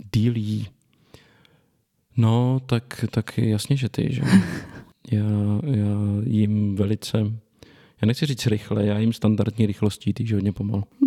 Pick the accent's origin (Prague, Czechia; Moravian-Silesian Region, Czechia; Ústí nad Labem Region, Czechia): Ústí nad Labem Region, Czechia; Litoměřice; narodil jsem se v Litoměřicích v severních Čechách, pak jsem dlouho bydlel v jejich okolí